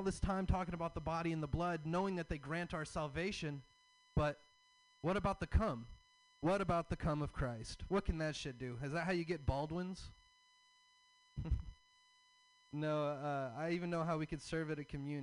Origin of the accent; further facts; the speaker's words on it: the South, United States; I'm from the South. I have a Southern dad